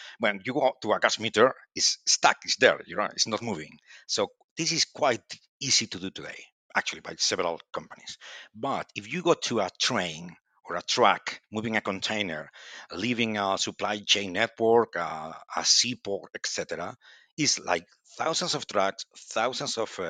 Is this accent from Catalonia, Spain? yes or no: no; Santiago de Compostela, Galicia, Spain; English is a second language; And well, as you say, I'm from Spain and Galician, actually. And I born in Santiago de Compostela, the beautiful city of Santiago de Compostela.